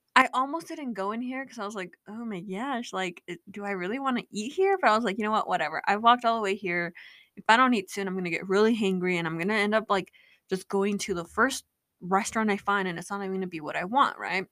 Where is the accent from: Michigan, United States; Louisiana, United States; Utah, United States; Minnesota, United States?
Utah, United States; I'm from Utah